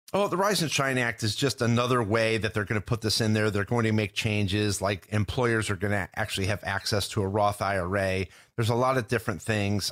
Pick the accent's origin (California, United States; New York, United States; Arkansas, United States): New York, United States; growing up in New York